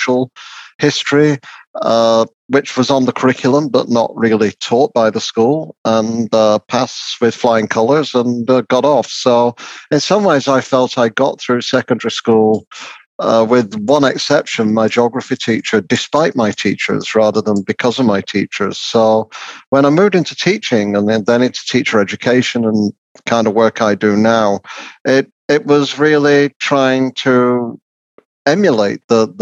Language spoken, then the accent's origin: English; Lancashire, North West England, United Kingdom; the kind of working class experience I had growing up in Lancashire